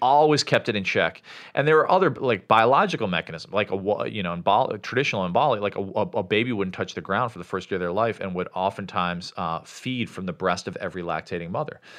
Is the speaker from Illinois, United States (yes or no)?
yes; Chicago, Illinois, United States; moved away as an adult; also born or lived in Sri Lanka; where I grew up in Chicago